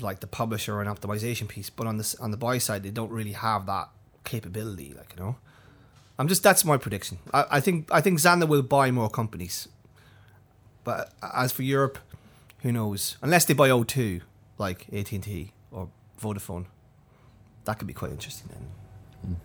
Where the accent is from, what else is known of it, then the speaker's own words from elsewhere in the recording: County Monaghan, Ireland; moved away; My sister who's, who runs a small store at my hometown